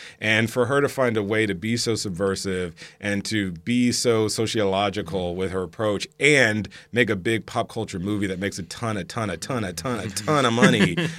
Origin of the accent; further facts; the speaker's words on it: the South, United States; I grew up Black Catholic in the South, okay?